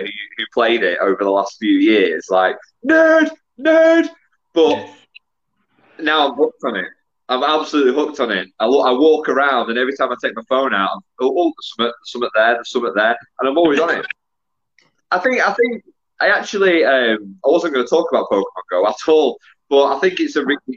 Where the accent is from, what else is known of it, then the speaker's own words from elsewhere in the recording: Preston, North West England, United Kingdom; also born or lived in Garstang; I grew up in Preston, but went to a school in Garstang